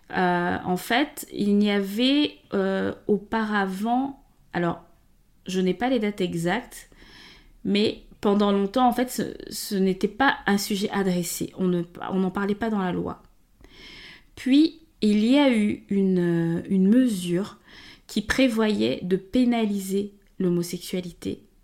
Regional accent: Gabon; moved away as an adult; now in France; donc moi, je suis née et grandie au Gabon. Euh, et je suis venue en France, je suis arrivée en 2007

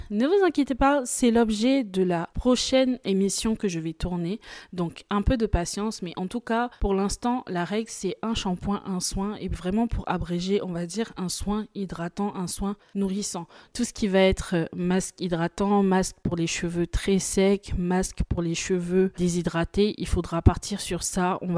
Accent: Côte d’Ivoire; comme on dit chez moi en Côte d'Ivoire, je vais te garant, ça veut dire je vais un peu te menacer.

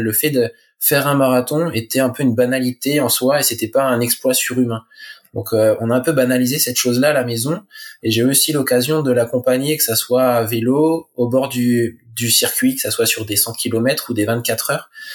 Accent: La Manche, Normandy, France; je suis originaire de la Manche, en Normandie.

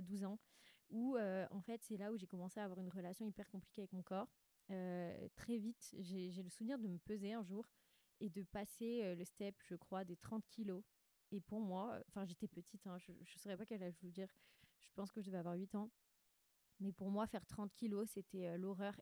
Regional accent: Bandol, Provence-Alpes-Côte d'Azur, France; also born or lived in Six-Fours-les-Plages; j'ai grandi à Bandol, Sifour

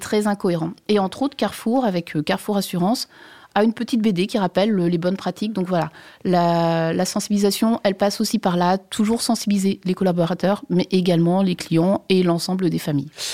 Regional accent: Brittany, France; je suis bretonne

